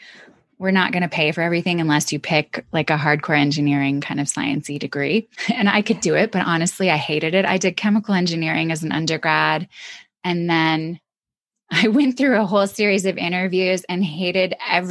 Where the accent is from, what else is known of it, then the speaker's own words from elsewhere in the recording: Michigan, United States; also born or lived in Atlanta, Georgia; when I was in fifth grade, we moved from Atlanta to Michigan